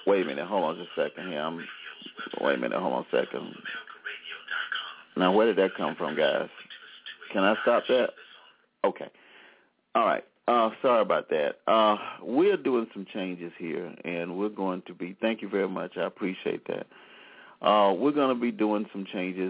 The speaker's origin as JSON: {"language": "English", "town": "Selma", "region": "Alabama", "country": "United States", "tie": "born or raised there", "said": "started in April of 2011 as the Soul of Selma, and for my hometown"}